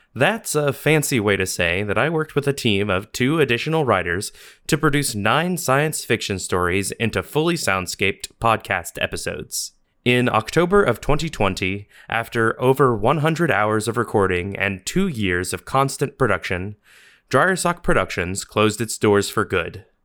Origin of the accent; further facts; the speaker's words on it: Columbus, Georgia, United States; moved away as an adult; also born or lived in Las Vegas, Nevada / Chicago; now in Columbus, United States; I was born in Columbus, Georgia, at eleven fifty-seven P M on September the twenty-seventh, nineteen ninety, in what was then the Columbus Medical Center